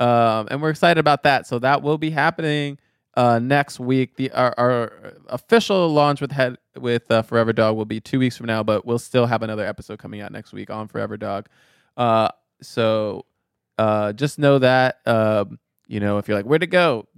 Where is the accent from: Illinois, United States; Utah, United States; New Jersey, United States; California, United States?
Illinois, United States; Chicago; I have mixed feelings of this movie because I'm from Chicagoland area